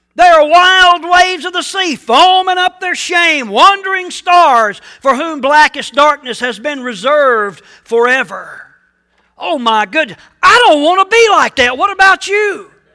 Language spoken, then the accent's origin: English; United States; also born or lived in Ridgeway, Virginia; I love being an American